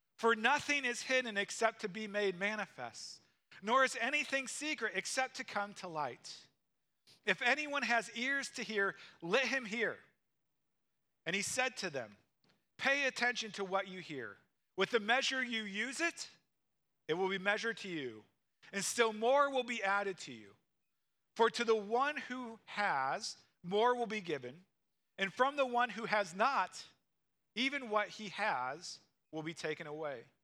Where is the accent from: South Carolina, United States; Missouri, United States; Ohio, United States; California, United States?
Missouri, United States; moved away; I grew up in Missouri and I grew up in the city